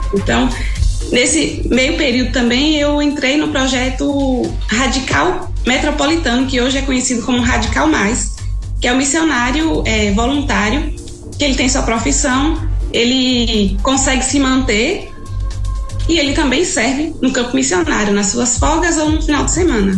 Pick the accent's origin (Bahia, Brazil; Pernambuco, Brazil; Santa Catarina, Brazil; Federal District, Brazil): Bahia, Brazil; Jacobina; moved away as an adult; now in Quixadá area, Ceará, Brazil; Sou da, do interior de, da Bahia, na de, cidade de Jacobina